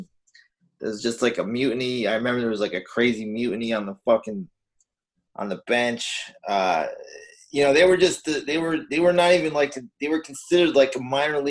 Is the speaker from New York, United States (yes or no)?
yes; New York, United States; I grew up in New York with you